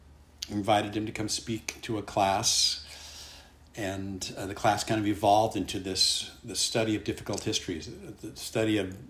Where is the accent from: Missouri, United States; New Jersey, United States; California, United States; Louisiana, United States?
California, United States; Santa Ana; moved away as an adult; also born or lived in Illinois / Iowa / San Francisco Bay Area; I was born and raised in Santa Ana, California